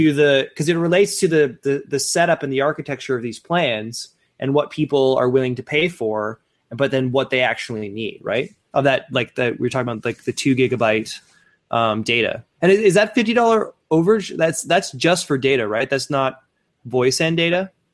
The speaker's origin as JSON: {"language": "English", "town": "Sault Ste. Marie", "region": "Ontario", "country": "Canada", "tie": "born or raised there", "moved": "yes", "said": "my hometown of Sault Ste. Marie"}